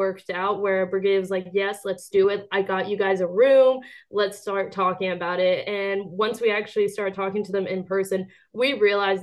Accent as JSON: {"language": "English", "town": "Atlanta", "region": "Georgia", "country": "United States", "moved": "as an adult", "lives_now": "Notre Dame, United States", "said": "I'm originally from Atlanta, Georgia"}